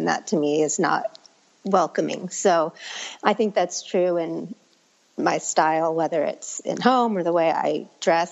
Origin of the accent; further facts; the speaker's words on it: Northern California, United States; growing up in Northern California